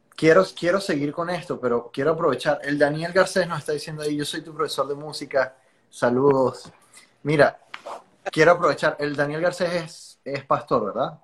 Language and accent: Spanish; Venezuela; moved away; Yo vengo de Venezuela, soy venezolano, no he dejado de trabajar para mi país